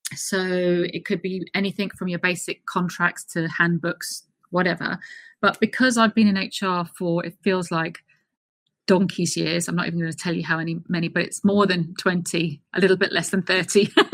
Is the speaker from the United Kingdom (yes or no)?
yes; London, United Kingdom; moved away as an adult; also born or lived in Colorado, United States / Washington, D.C., United States; I'm a Brit born and raised. I was raised in Clapham's in South London.